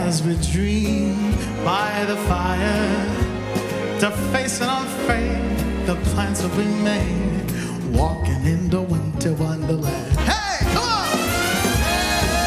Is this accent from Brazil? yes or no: no; Trinidad & Tobago; moved away; I'm from Trinidad